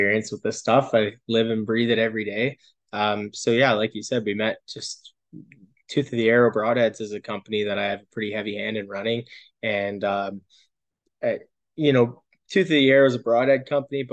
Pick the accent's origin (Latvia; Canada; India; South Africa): Canada; Calgary, Alberta; I'm born and raised in Calgary